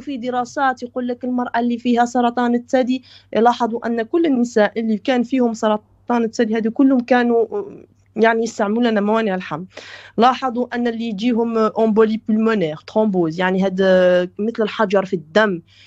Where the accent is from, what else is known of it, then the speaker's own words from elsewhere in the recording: Belgium; also born or lived in Morocco; انا ترعرعت في بلجيكا درست من الحضانه الى الجامعه في بلجيكا